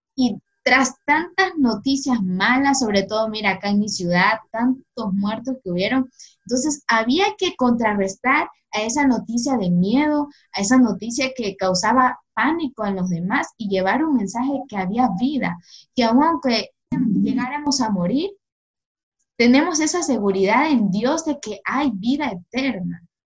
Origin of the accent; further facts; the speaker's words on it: Guayaquil, Guayas, Ecuador; soy de Guayaquil